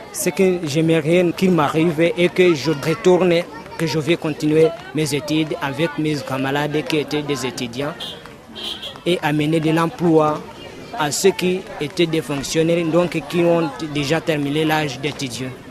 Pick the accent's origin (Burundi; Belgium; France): Burundi; Bujumbura, Bujumbura Mairie; moved away as an adult; now in Lusenda, Democratic Republic of the Congo; je viens de Bujumbura, dans la capitale